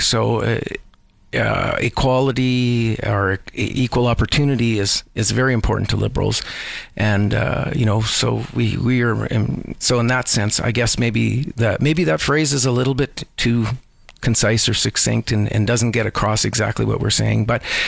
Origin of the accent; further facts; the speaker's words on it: Edmonton, Alberta, Canada; also born or lived in Vancouver, Canada; now in Calgary, Canada; I, I, grew up in Edmonton